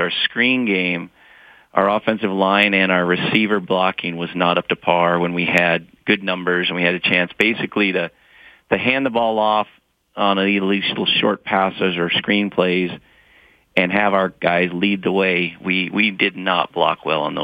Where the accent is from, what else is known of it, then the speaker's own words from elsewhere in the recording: Montana, United States; I grew up in Montana.